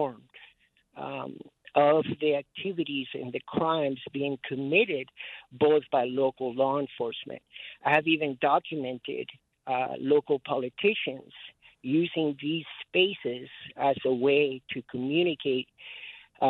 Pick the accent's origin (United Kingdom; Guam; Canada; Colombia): Guam; Merizo; now in Albuquerque, United States; I represent the Chamorro people. We are the Flying Proa families from Merito, Guajan